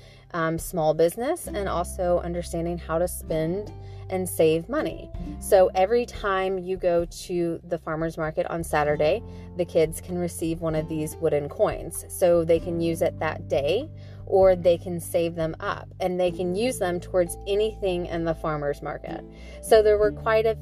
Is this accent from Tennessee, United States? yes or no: yes; Nashville, Tennessee, United States; also born or lived in Franklin, Tennessee; we come from Franklin and Nashville